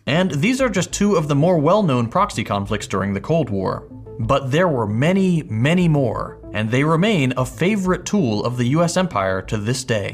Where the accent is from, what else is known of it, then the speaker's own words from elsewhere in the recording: Texas, United States; as a Texan, you better believe I love Whataburger.